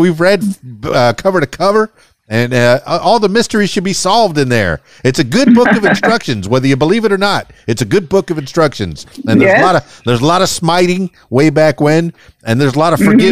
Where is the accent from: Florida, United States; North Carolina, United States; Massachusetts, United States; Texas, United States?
Florida, United States; Miami; also born or lived in Fort Lauderdale; I grew up in Miami